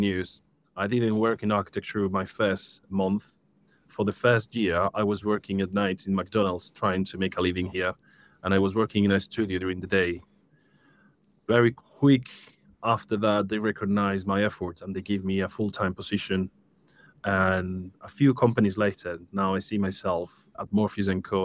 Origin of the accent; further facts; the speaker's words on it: Seville, Andalusia, Spain; moved away as an adult; now in United Kingdom; I'm originally from Spain, from Seville, beautiful city.